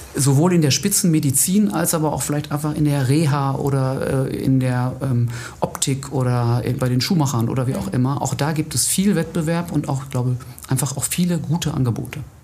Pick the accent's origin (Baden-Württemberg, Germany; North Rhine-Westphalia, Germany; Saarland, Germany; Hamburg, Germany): North Rhine-Westphalia, Germany; Wetter; moved away as an adult; now in Essen, Germany; Ich bin geboren in Wetter an der Ruhr und habe da die Hälfte meines Lebens ungefähr gelebt